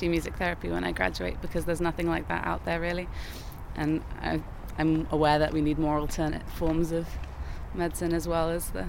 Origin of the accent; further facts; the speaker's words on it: Sri Lanka; now in Cardiff, United Kingdom; I have, because I grew up in Sri Lanka, so we don't really have snow.